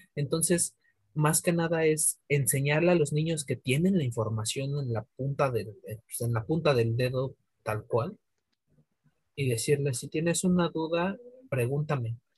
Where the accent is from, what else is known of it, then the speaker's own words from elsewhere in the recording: Mexico City, Mexico; yo soy de, de Iztapalapa para el mundo